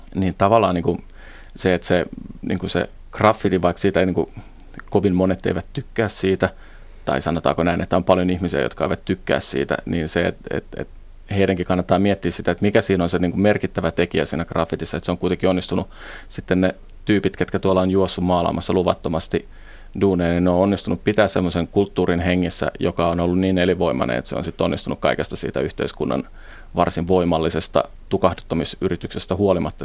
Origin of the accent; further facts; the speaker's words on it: Helsinki, Uusimaa, Finland; mä itse Helsingistä kotoisin